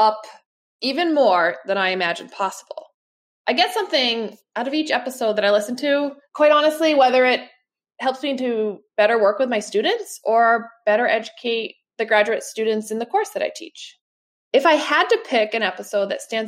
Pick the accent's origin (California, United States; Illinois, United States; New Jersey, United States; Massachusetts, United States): Massachusetts, United States; I'm from Massachusetts, which is in the United States